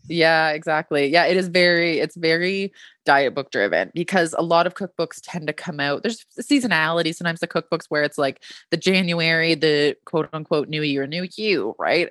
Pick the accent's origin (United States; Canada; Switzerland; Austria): Canada; I'm Canadian